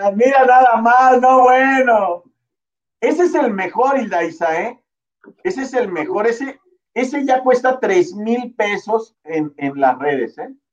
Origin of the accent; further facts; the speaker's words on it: Oaxaca, Mexico; moved away; also born or lived in Mexico City / Tijuana; yo nací en Oaxaca